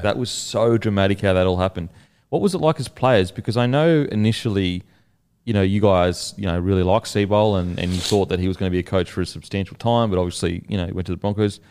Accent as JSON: {"language": "English", "country": "Australia", "said": "as an Aussie"}